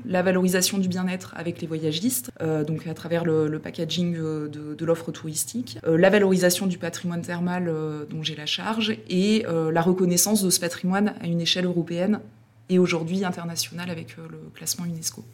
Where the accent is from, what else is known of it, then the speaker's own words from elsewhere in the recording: Combrailles, Auvergne-Rhône-Alpes, France; je suis originaire des Combrailles